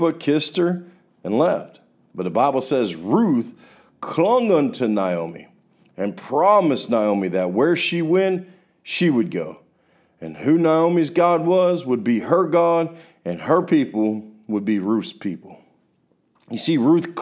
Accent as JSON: {"language": "English", "region": "Florida", "country": "United States", "said": "I'm from Florida"}